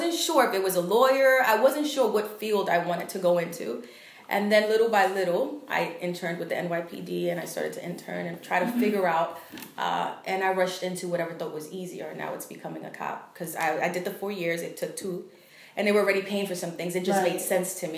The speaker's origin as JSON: {"language": "English", "town": "New York City", "region": "New York", "country": "United States", "said": "We're from Harlem"}